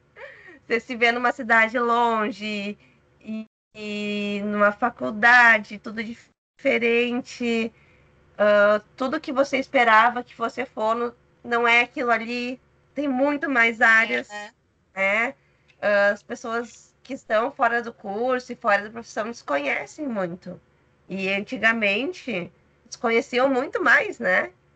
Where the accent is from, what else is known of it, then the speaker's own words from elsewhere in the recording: São Leopoldo, Rio Grande do Sul, Brazil; also born or lived in Santa Maria; Eu sou gaúcha, sou de São Leopoldo, região metropolitana de Porto Alegre